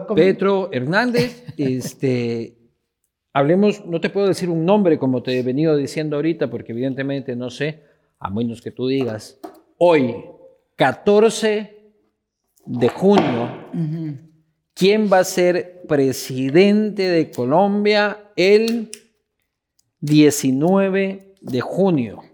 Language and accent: Spanish; Ecuador